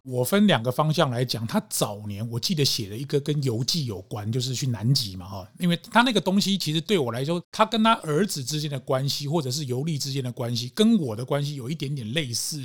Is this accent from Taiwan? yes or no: yes; Taiwan; 所以那才会靠一句我们台湾人年长者讲的说